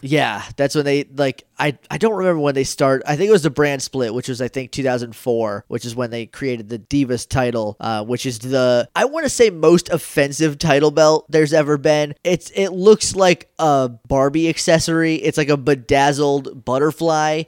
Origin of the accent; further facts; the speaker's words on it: Northeast, United States; I grew up in the Northeast